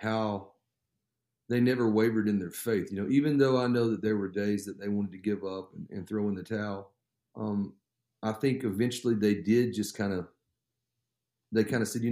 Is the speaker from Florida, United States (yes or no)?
yes; Florida, United States; I was born in Florida. My parents were living down there. My dad was going to a Bible college